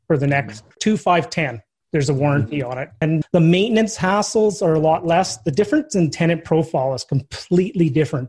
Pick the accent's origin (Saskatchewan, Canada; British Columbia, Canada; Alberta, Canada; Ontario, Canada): Saskatchewan, Canada; I actually grew up in Saskatchewan